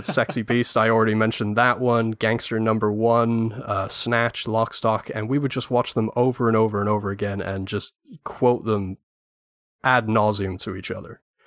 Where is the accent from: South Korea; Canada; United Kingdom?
United Kingdom; England; as an Englishman